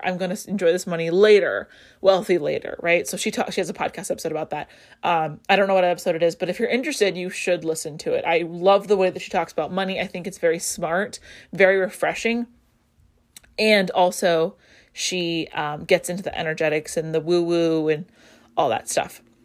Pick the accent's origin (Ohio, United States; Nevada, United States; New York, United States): Nevada, United States; Las Vegas; I grew up in Vegas